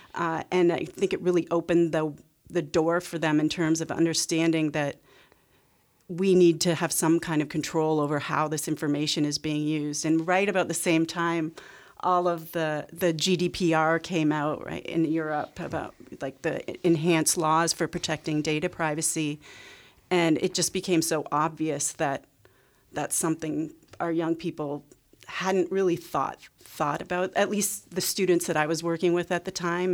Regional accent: Canada; I grew up in Canada

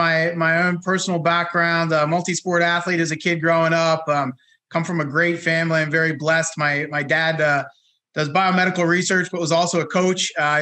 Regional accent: Connecticut, United States; I grew up in Connecticut with Mid-Atlantic roots.

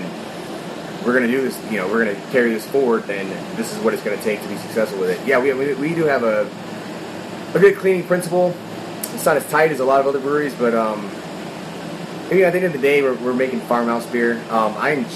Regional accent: North Carolina, United States; I grew up in North Carolina, where I was running bootlegs of Stretch and Bobbito

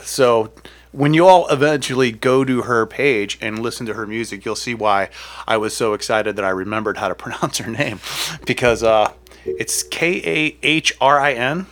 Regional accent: Akron, Ohio, United States; I'm from Akron

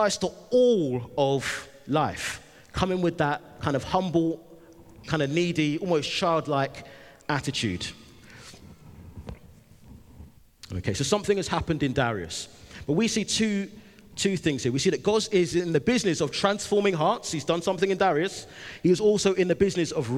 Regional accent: London, United Kingdom; I'm from London

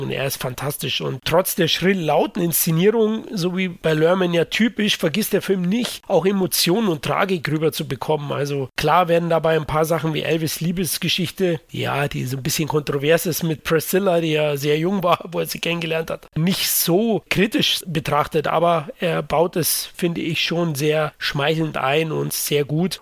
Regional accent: Munich, Bavaria, Germany; ich bin Münchner

